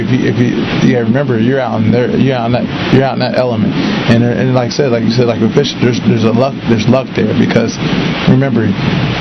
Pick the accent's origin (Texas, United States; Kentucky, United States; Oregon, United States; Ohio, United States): Ohio, United States; I'm from Ohio